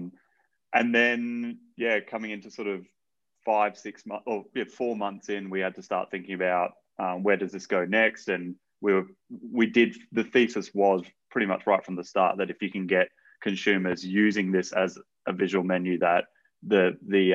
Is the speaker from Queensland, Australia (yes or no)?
yes; Brisbane, Queensland, Australia; moved away; I'm from Brisbane originally